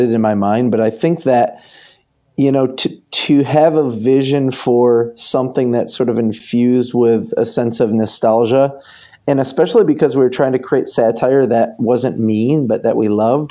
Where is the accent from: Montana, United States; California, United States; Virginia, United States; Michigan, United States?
Michigan, United States; growing up in Michigan